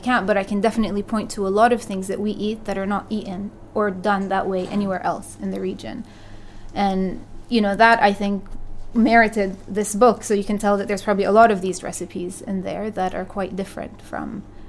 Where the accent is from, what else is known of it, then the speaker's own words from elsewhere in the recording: Jerusalem, Palestine; moved away as an adult; also born or lived in London, United Kingdom; now in Philadelphia, United States; So I grew up in Jerusalem, but actually my parents are from very different parts of the country. My father is from the north, close to the Lebanese border, and he's a Christian. And my mother is from the Triangle, which is more in the central part of the country, and she's a Muslim.